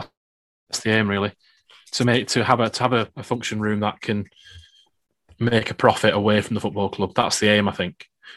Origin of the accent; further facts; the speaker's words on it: Accrington, North West England, United Kingdom; also born or lived in Chorlton, Manchester; now in Manchester, United Kingdom; a man from Accrington wandering the streets of Chorlton